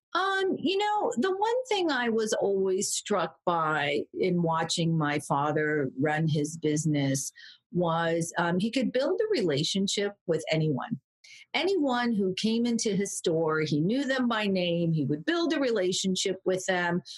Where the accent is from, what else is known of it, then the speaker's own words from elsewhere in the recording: California, United States; also born or lived in Orange County, California / San Francisco; I grew up in Orange County, California, for part of my childhood and also San Francisco, but California girl, born and bred, though I moved around a lot